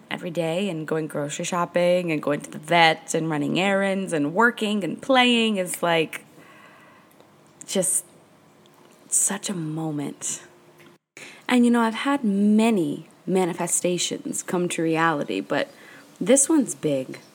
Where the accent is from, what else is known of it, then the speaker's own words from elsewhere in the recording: New Hampshire, United States; now in Marathon, Florida, United States; I grew up in New Hampshire